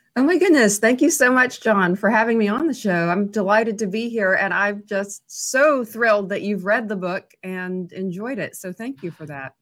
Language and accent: English; Waverly, Tennessee, United States; moved away as an adult; also born or lived in Nashville area; now in Nashville, United States; Waverly, Tennessee, which is my hometown